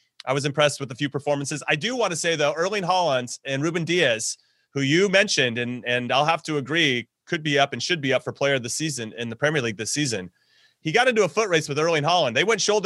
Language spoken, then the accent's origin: English; United States; as an American